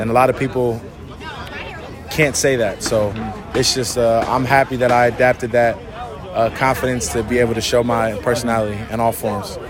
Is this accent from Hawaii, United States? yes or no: no; Rahway, New Jersey, United States; moved away as an adult; also born or lived in Philadelphia / Buffalo; I grew up in Rahway in Jersey